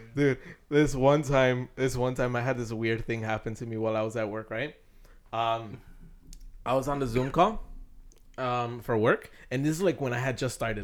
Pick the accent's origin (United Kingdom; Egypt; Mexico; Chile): Mexico; I'm from Mexico